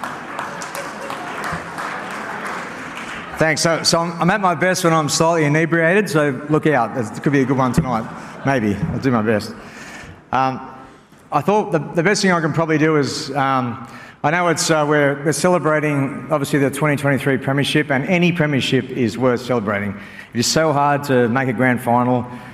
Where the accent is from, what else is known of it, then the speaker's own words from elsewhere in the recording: Sydney, New South Wales, Australia; moved away as an adult; also born or lived in Auckland; now in Penrith, Australia; We're from the Northern Beaches